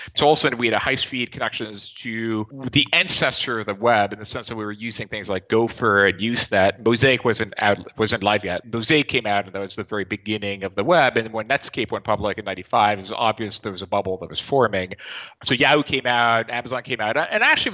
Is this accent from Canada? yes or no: no; Nice, Provence-Alpes-Côte d'Azur, France; I'm actually from Nice in the southeast of France